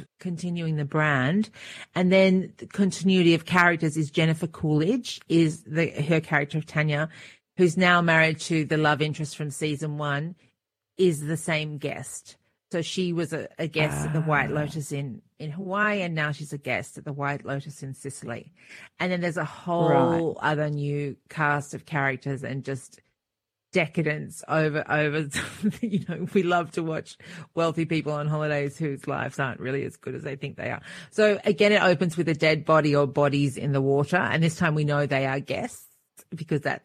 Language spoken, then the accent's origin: English; Australia; moved away; growing up in Australia